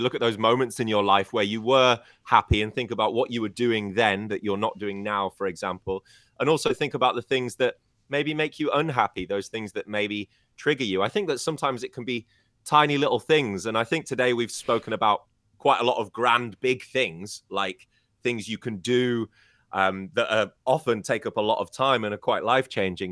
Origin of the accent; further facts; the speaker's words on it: United Kingdom; I'm British